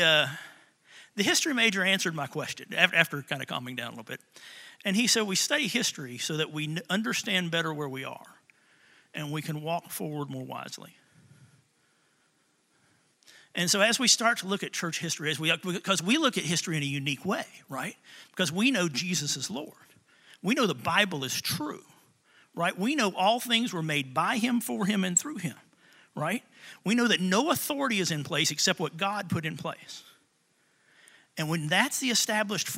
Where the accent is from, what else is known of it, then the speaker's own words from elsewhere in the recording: Tullahoma, Tennessee, United States; I grew up in Tullahoma, Tennessee